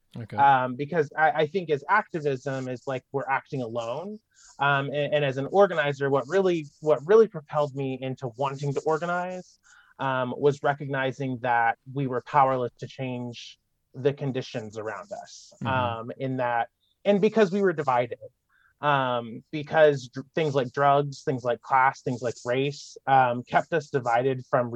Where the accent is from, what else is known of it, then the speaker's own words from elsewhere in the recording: Malden, Missouri, United States; moved away as an adult; I grew up in rural Missouri, of course, down in Malden, Missouri. I'm from the Boot Heel.